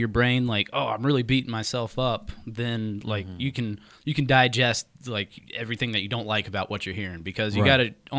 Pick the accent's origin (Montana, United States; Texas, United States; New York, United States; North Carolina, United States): North Carolina, United States; Charlotte; I've been from Charlotte, North Carolina. This is my hometown.